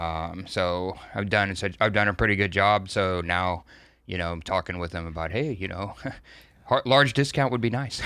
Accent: Texas, United States; I'm from Texas.

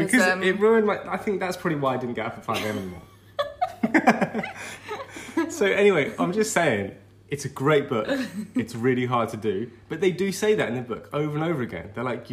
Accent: London, United Kingdom; moved away as an adult; also born or lived in Birmingham; now in Leicester, United Kingdom; So Kira and I grew up in North London. We actually grew up in the same, basically, like, what, 15 minutes away from each other, I'd say, in North London.

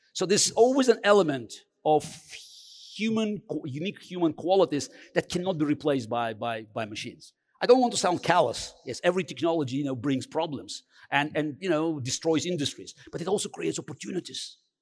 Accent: Baku, Azerbaijan; English is a second language; moved away; I grew up in Baku

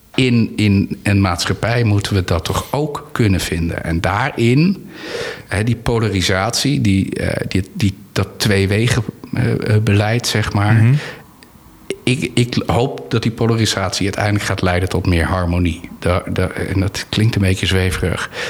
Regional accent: Anna Paulowna, North Holland, Netherlands; ik ben opgegroeid in Annapolona

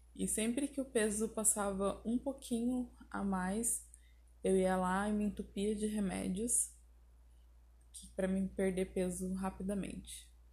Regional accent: Porto Alegre, Rio Grande do Sul, Brazil; now in Salto do Céu, Brazil; eu sou de Porto Alegre, Rio Grande do Sul.

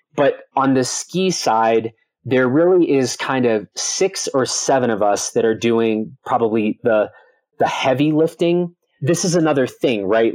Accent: Chicago, Illinois, United States; moved away; I grew up in the Chicago area, very far from any mountains.

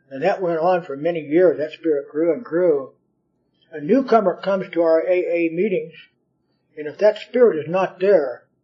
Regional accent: California, United States; I grew up in California.

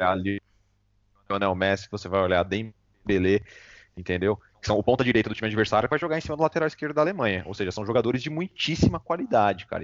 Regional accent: Brazil; Eu sou brasileiro

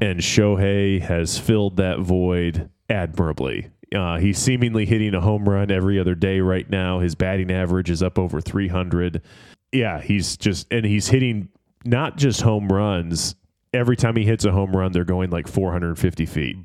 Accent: Detroit, Michigan, United States; going back to my hometown roots

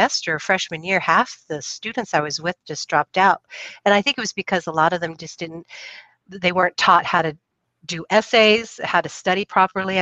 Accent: Puyallup, Washington, United States; also born or lived in McChord Air Force Base, Washington; I grew up on the Air Force Base, McCord Air Force Base

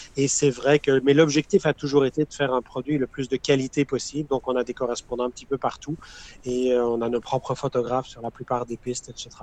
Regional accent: Quebec, Canada; je suis québécois

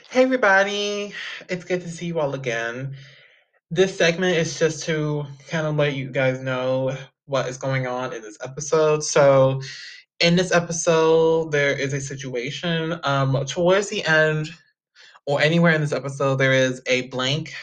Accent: Texas, United States; I'm from Texas

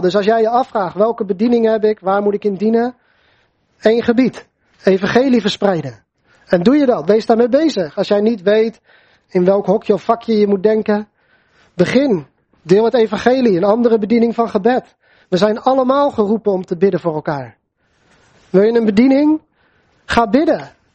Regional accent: Netherlands; voor ons als Nederlanders

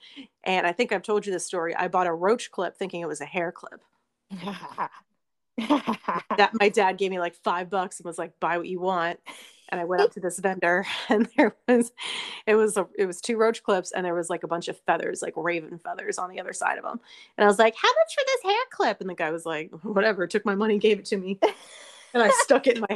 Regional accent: Virginia, United States; we're both from Virginia

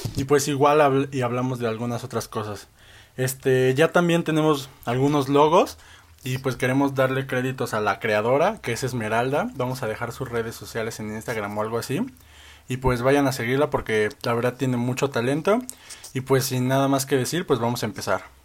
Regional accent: Mexico; como mexicanos

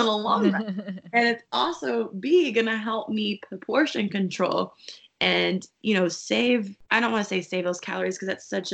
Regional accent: Texas, United States; I'm from Texas

